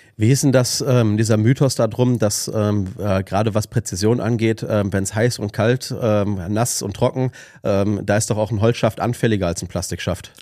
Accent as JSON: {"language": "German", "area": "Ruhr area", "region": "North Rhine-Westphalia", "country": "Germany", "said": "ich komme aus, aus dem Ruhrgebiet"}